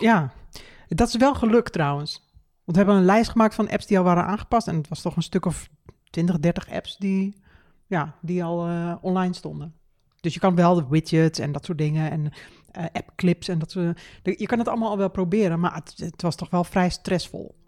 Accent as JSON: {"language": "Dutch", "country": "Netherlands", "said": "wij zijn Nederlanders, wij verstaan echt wel Engels"}